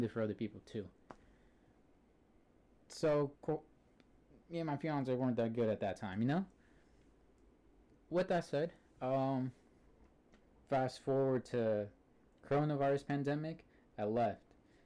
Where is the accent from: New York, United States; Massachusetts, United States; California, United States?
California, United States; Antioch; I'm from Antioch, California.